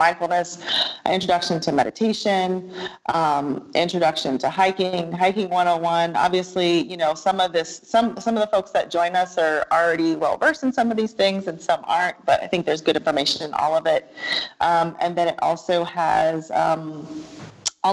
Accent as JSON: {"language": "English", "country": "Germany", "tie": "born or raised there", "moved": "yes", "said": "I grew up in Germany"}